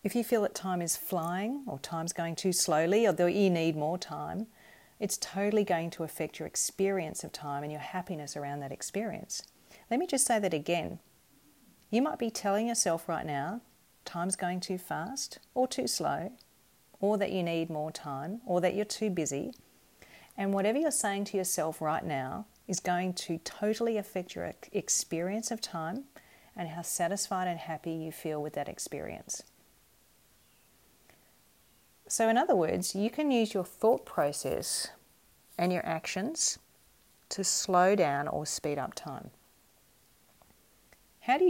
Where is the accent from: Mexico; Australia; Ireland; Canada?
Australia; Perth, Western Australia; growing up in Perth in Western Australia